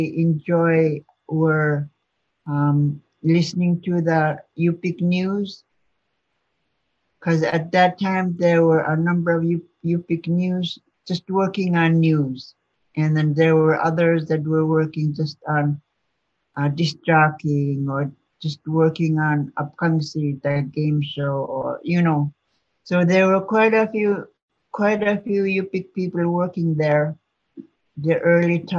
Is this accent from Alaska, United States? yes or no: yes; Chevak, Alaska, United States; moved away; also born or lived in Bethel; I'm originally from Chivak.